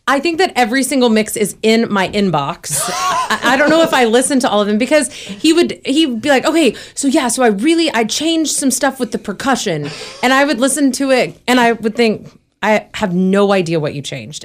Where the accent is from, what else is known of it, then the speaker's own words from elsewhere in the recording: Dallas, Texas, United States; moved away; also born or lived in Nashville; I'm from Dallas